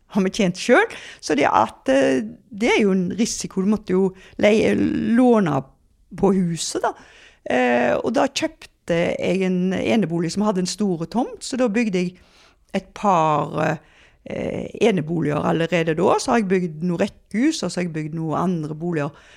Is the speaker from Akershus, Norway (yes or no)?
no; Haugesund, Rogaland, Norway; jeg er jo fra Haugesund